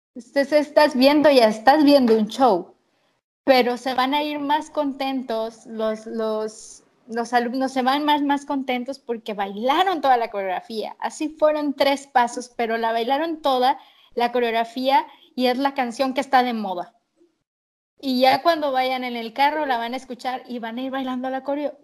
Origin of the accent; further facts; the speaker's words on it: Tampico, Tamaulipas, Mexico; estaré acá en mi, ciudad que se llama Tampico